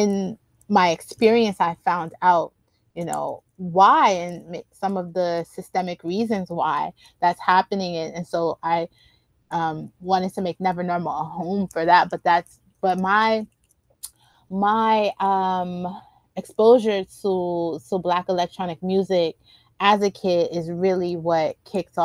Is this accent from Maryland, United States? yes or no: yes; Baltimore, Maryland, United States; moved away; also born or lived in Miami / Philadelphia / New York City; I was born in Baltimore